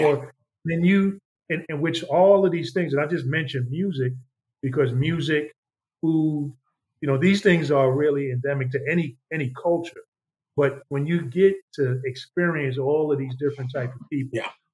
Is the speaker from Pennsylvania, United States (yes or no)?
no; New York, United States; growing up in New York